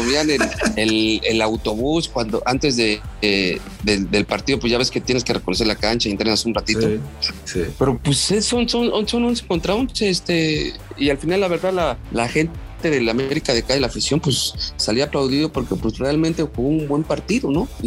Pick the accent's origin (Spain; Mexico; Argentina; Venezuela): Mexico; Pues ya sabes que yo pues, soy mexicano, cabrón